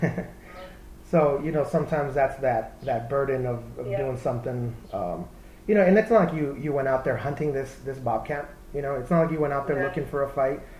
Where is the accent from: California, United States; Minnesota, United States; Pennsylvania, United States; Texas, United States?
Texas, United States; I grew up in Texas